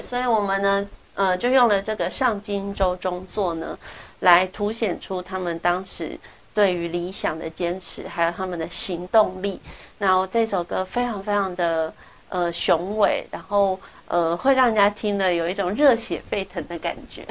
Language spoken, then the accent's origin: Chinese; Taiwan; 我们台湾人